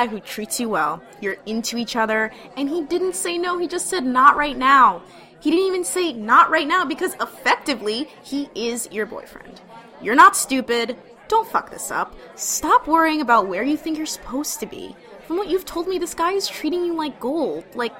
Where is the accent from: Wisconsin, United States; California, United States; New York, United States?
California, United States; A family friend I grew up with in California met her husband on Shaadi.